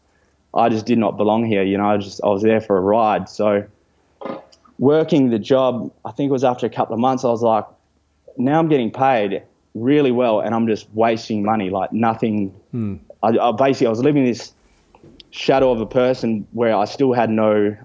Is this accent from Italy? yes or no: yes; Italy; now in Fremantle, Australia; I grew up in Italy